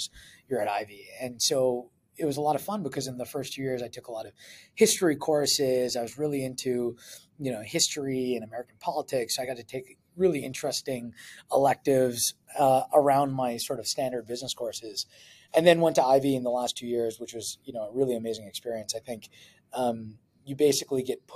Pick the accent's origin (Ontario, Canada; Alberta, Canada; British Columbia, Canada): Alberta, Canada; Edmonton; moved away as an adult; I was from Edmonton, as I mentioned, born and raised